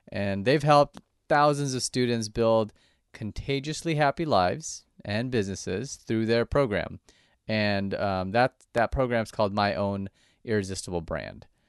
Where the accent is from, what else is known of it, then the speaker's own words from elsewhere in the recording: Orange County, California, United States; I grew up in Orange County myself